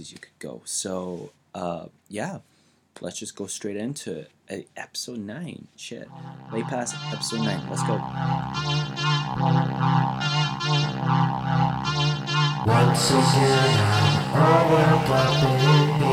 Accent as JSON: {"language": "English", "town": "Glasgow", "region": "Scotland", "country": "United Kingdom", "moved": "as an adult", "lives_now": "England", "said": "as a Glaswegian"}